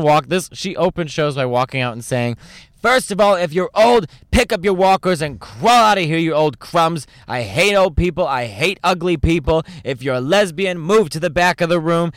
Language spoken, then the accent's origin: English; Chicago, Illinois, United States; all around Chicago, where I'm from Chicago